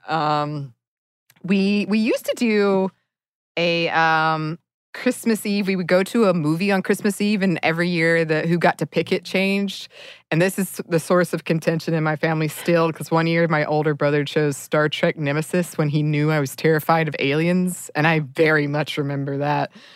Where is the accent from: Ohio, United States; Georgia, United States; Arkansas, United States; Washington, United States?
Georgia, United States; Dahlonega; moved away; my hometown of Dahlonega, Georgia